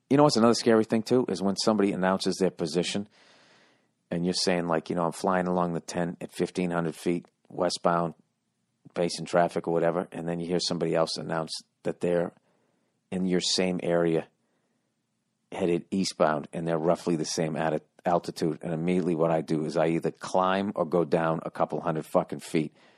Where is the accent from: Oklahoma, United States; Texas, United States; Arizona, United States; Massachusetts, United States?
Massachusetts, United States; Boston; moved away; my hometown